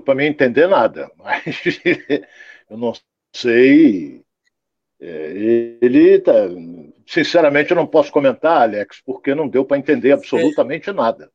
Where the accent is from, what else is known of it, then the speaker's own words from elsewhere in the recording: Rio de Janeiro, Brazil; Sou carioca.